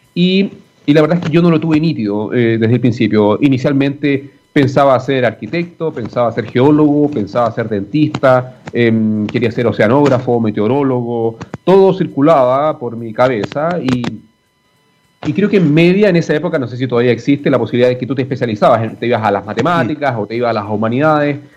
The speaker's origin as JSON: {"language": "Spanish", "town": "Arica", "region": "Arica y Parinacota", "country": "Chile", "tie": "born or raised there", "moved": "as an adult", "lives_now": "Santiago, Chile", "said": "nací en Arica, me tocó en Arica y, disfruté al máximo esa experiencia"}